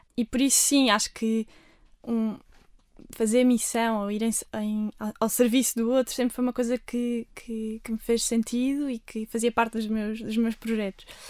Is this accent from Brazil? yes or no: no; Armação de Pêra, Algarve, Portugal; moved away as an adult; now in Lisbon, Portugal; Eu nasci aqui em Lisboa, mas depois, logo no meu primeiro ano de vida, fui para o Algarve, para a Armação, onde também tive sempre a minha família, os meus avós